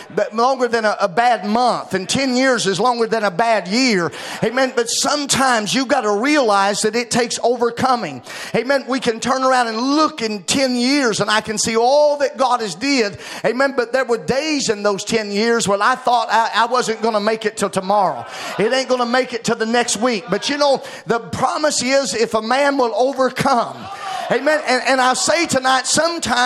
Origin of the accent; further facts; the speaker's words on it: Arkansas, United States; moved away as an adult; now in Bluffton, United States; I moved from Arkansas to Ohio, away from my family and my home and everything that I knew